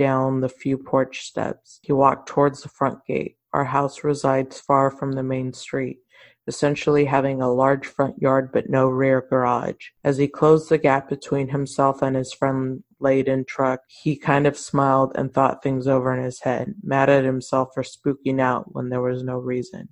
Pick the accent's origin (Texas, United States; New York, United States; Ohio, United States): Texas, United States; Mission; I'm from Mission, and a huge thing in Mission was La Lomita Church